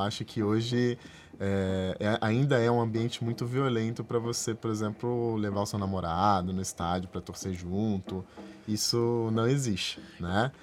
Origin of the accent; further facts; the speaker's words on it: Rio de Janeiro, Brazil; que eu sou do Rio